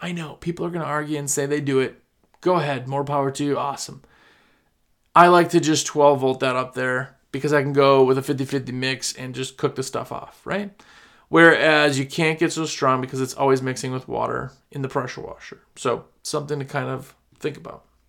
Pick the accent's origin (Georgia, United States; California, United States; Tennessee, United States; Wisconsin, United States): Wisconsin, United States; now in the US South; I'm from Wisconsin